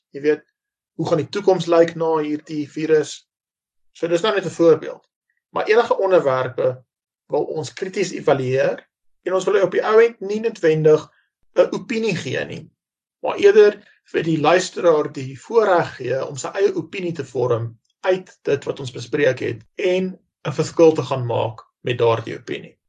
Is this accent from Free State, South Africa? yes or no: no; Roodepoort, Gauteng, South Africa; Ek is gebore in Roodepoort, Wesrand van Johannesburg, Suid-Afrika.